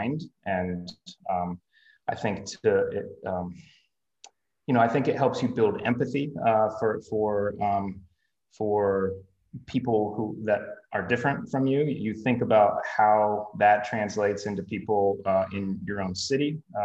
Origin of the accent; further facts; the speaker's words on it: Greenville, United States; moved away; Greenville specifically was, I was born and raised here